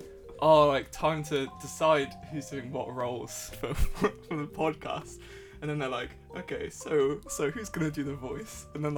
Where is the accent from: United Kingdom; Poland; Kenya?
United Kingdom; Midlands; moved away as an adult; also born or lived in Denmark; now in Leeds, United Kingdom; But then coming to Leeds is like, I'm from the Midlands.